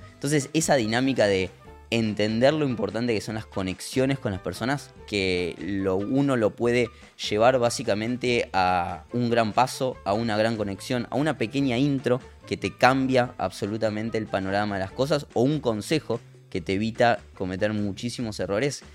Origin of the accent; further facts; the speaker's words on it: Lincoln, Buenos Aires Province, Argentina; moved away as an adult; now in Buenos Aires, Argentina; Arranqué vendiendo mesas en mi pueblo, en Lincoln